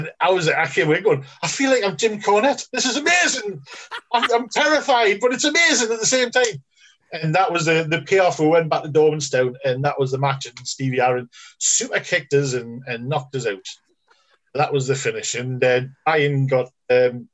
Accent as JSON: {"language": "English", "town": "Newcastle upon Tyne", "region": "North East England", "country": "United Kingdom", "said": "we're all from Newcastle"}